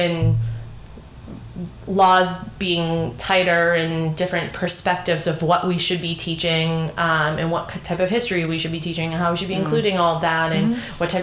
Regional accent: New England, Massachusetts, United States; we are fortunate being from New England specific to Massachusetts

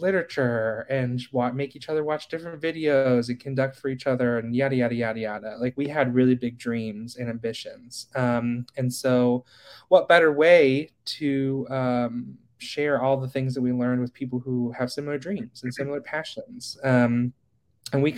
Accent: Parkersburg, West Virginia, United States; I'm from Parkersburg, West Virginia. I grew up singing in choir forever

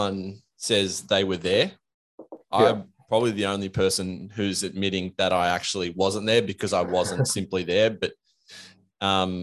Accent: Australia; as an Australian who grew up in the golden era

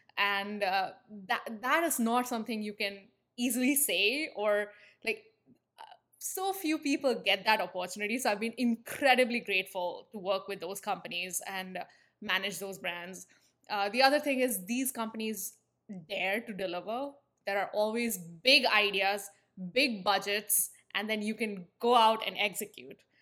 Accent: India; moved away; if the accent hasn't given it away, I'm from India. And I spent my entire, uh, formative years in the country.

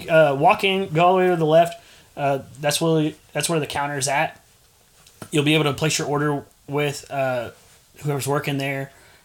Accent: San Antonio, Texas, United States; You always give me crap that I grew up in San Antonio

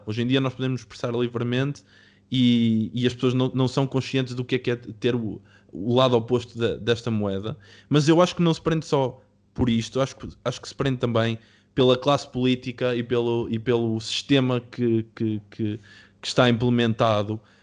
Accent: Portugal; de onde eu venho, venho de Oliveira das Meias

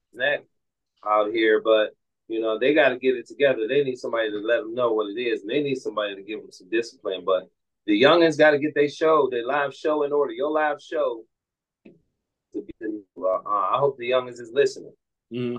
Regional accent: Pittsburgh, Pennsylvania, United States; born and raised in Pittsburgh

